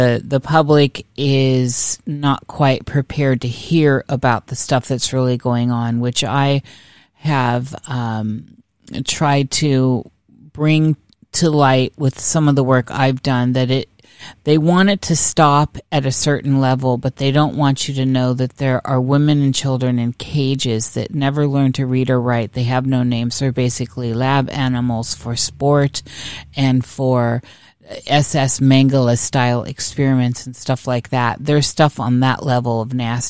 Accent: Iowa, United States; I'm from Iowa myself

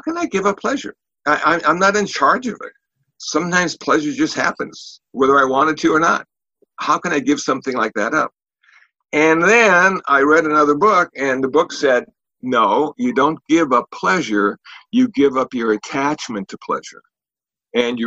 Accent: United States; also born or lived in Los Angeles; I'm an American Buddhist monk

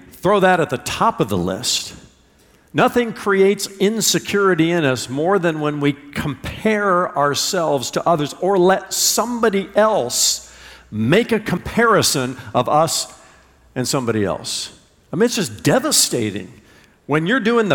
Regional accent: Indiana, United States; I was a little boy growing up in Indiana and playing baseball

